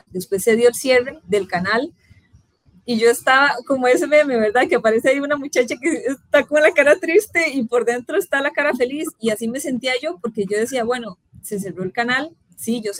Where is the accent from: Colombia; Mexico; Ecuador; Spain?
Colombia; moved away as an adult; yo salí de Colombia en el 2015 y ya para mí llegar a, o sea, a la extra, hacer lo que a mí me gustara y en este caso que era deportes específicamente, para mí fue un gran sueño